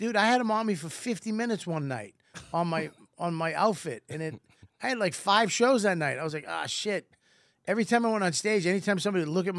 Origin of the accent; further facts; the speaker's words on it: Boston, Massachusetts, United States; I'm from Boston.